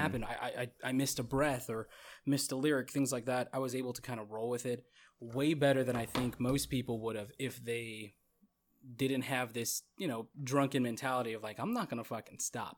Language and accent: English; Goodyear, Arizona, United States; moved away; I was from the country at the time. I was from Goodyear